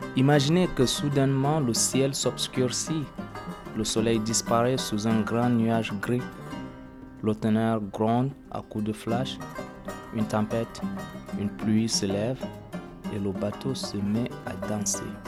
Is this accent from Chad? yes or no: yes; Chad; moved away; also born or lived in Libya; Je suis né dans un pays euh, arabophone